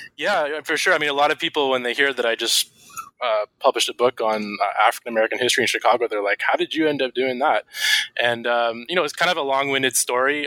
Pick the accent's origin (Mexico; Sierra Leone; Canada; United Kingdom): Canada; Vancouver, British Columbia; my hometown of Vancouver